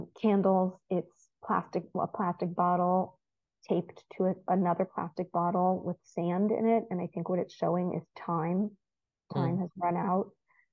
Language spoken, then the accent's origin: English; United States; moved away as an adult; also born or lived in Haifa, Israel; now in Israel; I grew up as an American Reform Jew